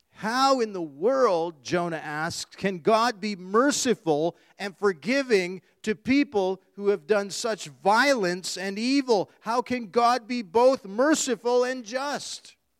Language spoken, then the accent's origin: English; Canada; being born and raised here in Canada